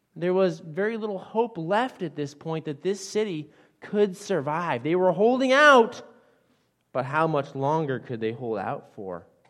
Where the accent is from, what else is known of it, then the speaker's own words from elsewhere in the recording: Western Massachusetts, United States; I grew up in Western Massachusetts